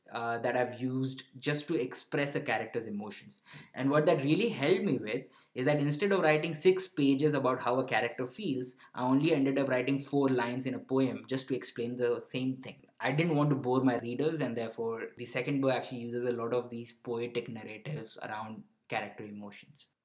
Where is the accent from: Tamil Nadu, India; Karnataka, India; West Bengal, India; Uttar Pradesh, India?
Uttar Pradesh, India; Varanasi; born there; also born or lived in southern India; I never moved to north. Even though I was born in Varanasi, but I, there are very few places in north that I've frequented, and that is why I've never, never explored much of northern India.